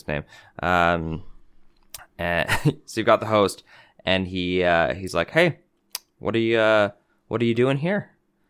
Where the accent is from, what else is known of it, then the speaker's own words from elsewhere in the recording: Boston, Massachusetts, United States; That's our favorite movie in the Boston area. I'm from Boston.